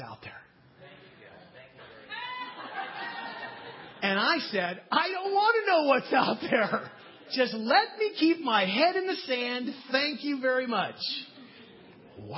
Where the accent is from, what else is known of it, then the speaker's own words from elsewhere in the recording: United States; as American Christians, and that's what we are